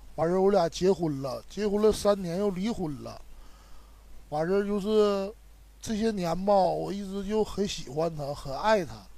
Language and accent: Chinese; Shenyang, Liaoning, China; 我是沈阳的